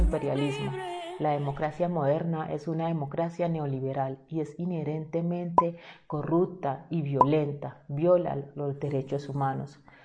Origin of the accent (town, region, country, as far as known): Colombia